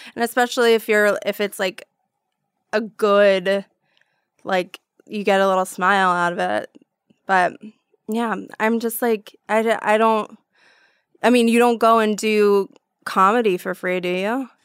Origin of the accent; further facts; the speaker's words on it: New York, United States; moved away; coming from New York